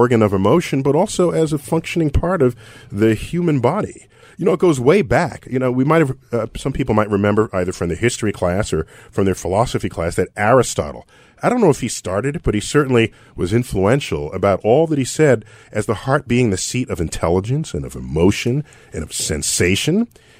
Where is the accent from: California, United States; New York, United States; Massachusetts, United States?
New York, United States; New York City; Bronx in the house. You know I'm from the Bronx.